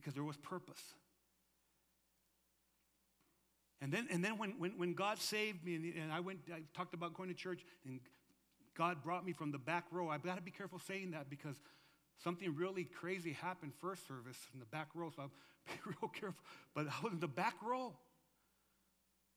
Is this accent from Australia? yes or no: no; Lordsburg, New Mexico, United States; moved away as an adult; also born or lived in Arizona; I was born in Lordsburg, New Mexico.